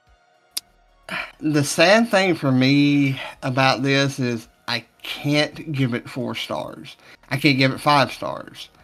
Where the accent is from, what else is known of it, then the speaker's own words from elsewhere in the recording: the South, United States; I'm from the South